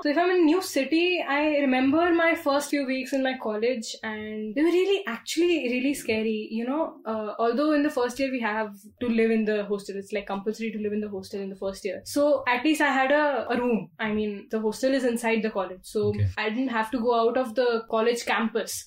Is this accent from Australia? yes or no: no; Mumbai, Maharashtra, India; moved away as an adult; also born or lived in Bangalore; being born and brought up in Mumbai